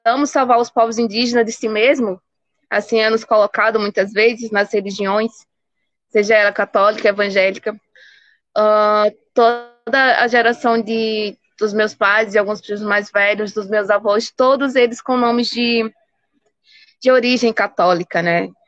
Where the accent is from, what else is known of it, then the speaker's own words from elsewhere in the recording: Pernambuco, Brazil; E do porquê do meu território ser 8.100 hectares, e eu digo, não, o território não pertence a …, esse território pertence todo o povo pancararu